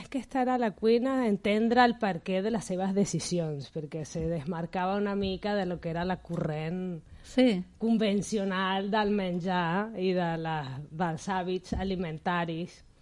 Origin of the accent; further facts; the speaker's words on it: Caracas, Capital District, Venezuela; moved away as an adult; now in Barcelona, Spain; Jo vaig venir directament des de Venezuela a Barcelona, a viure a Barcelona.